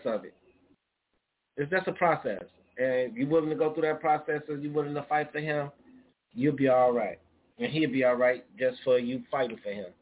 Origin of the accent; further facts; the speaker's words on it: Chicago, Illinois, United States; I'm from the Chi-Town. I'm always going to sound like a pimp